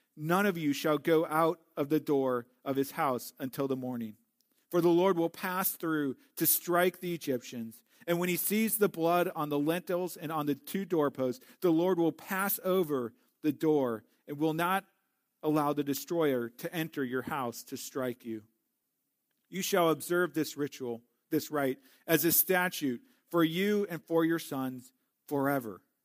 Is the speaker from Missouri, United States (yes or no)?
yes; St. Louis, Missouri, United States; Growing up in Saint Louis